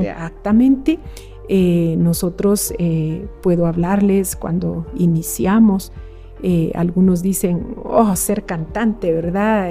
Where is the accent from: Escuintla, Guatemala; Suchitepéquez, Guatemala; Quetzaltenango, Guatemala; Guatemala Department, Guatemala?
Quetzaltenango, Guatemala; no tengo familia en Quetzaltenango, de donde yo soy